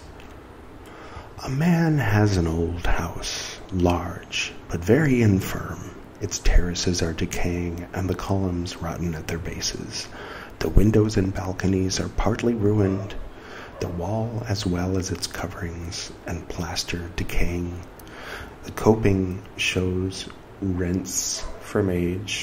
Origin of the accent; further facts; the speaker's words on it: California, United States; moved away as an adult; now in India; I came from California, so I grew up with that feeling of, like, not really being where I'm from.